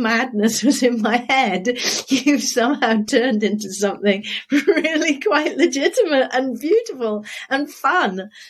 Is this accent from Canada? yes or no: no; United Kingdom; moved away as an adult; now in United States; I'm a Brit